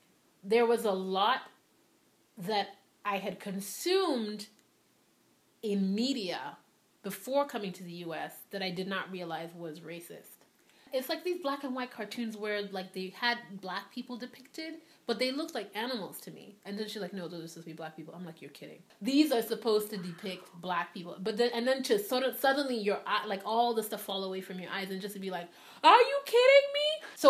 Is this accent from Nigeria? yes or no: yes; Nigeria; moved away as an adult; also born or lived in Liberia / New York; now in United States; I was born in Liberia to Sierra Leonean parents. And then I moved to Nigeria when I was 6. And I lived in Nigeria from when I was 6 to 18.